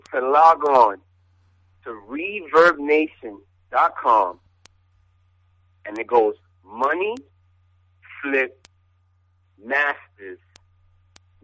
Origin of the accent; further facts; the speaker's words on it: United States; I'm born and raised in America